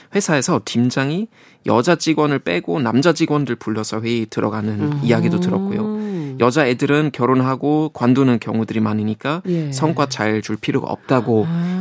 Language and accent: Korean; Germany; Korean is a second language; moved away as an adult; now in South Korea; 독일에서 왔다고 하면